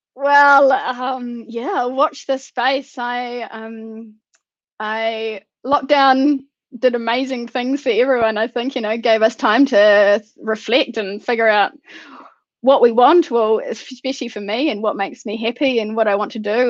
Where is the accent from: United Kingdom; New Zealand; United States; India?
New Zealand